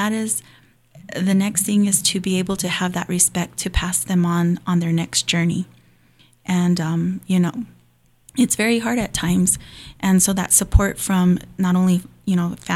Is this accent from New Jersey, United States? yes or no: no; Hawaii, United States; I grew up in Hawaii